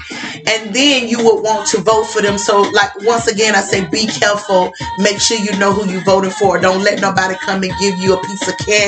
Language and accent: English; Alabama, United States; I remember, you know, I'm from the South.